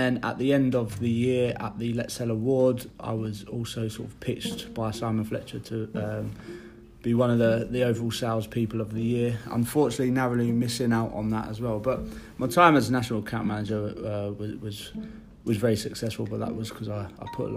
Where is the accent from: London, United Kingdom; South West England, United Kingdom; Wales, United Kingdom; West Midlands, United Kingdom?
London, United Kingdom; moved away as an adult; now in Hull, United Kingdom; I'm originally from London